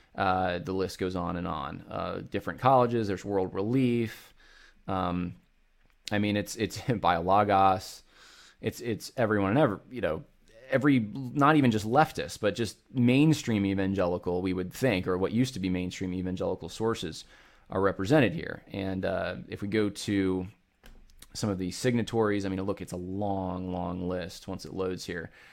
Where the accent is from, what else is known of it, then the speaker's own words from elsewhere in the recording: Northeast, United States; moved away; I grew up in the Northeast